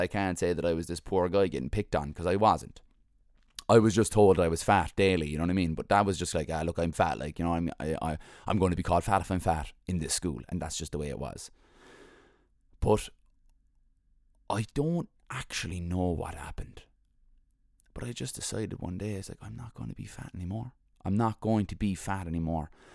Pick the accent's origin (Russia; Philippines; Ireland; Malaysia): Ireland; Cork, Munster; also born or lived in Mayfield, Cork / The Glen, Cork; we moved to Glanmire from Mayfield when I was young